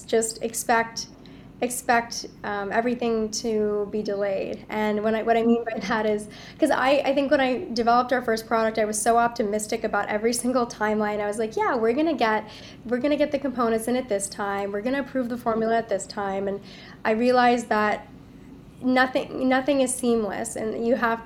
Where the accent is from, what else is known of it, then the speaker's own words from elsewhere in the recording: United States; being born American but of Indian heritage